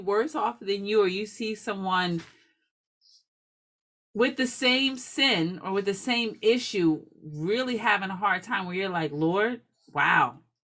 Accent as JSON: {"language": "English", "region": "New Jersey", "country": "United States", "said": "I'm from Jersey"}